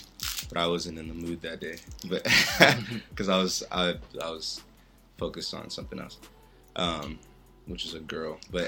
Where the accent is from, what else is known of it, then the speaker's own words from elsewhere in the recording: Los Angeles, California, United States; I'm from South Central.